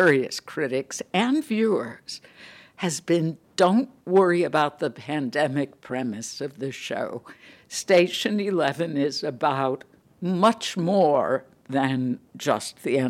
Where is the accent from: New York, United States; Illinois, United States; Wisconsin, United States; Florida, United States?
Illinois, United States; Chicago; moved away; my hometown, where I grew up in Chicago